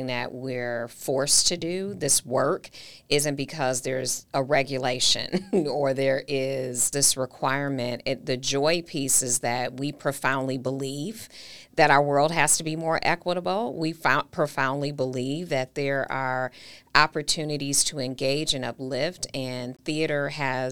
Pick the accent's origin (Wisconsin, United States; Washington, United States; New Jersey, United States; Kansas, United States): Wisconsin, United States; Milwaukee; my hometown